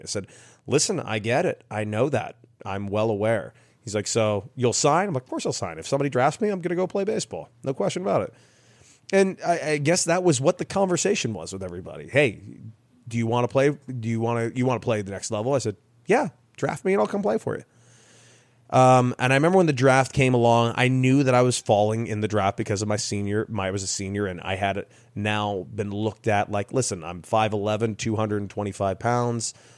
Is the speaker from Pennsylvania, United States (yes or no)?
no; Los Angeles, California, United States; where I grew up in Los Angeles